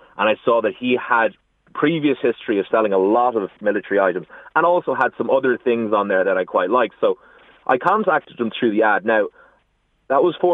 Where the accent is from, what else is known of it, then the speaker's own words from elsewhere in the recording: Clonmel, Munster, Ireland; now in Meath, Ireland; I'm originally from Tipperary in Clonmel